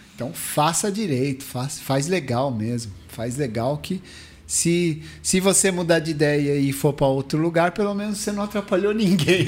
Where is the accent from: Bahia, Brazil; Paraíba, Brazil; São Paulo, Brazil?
São Paulo, Brazil; Mauá; eu vim do Parque Bandeirantes, Mauá City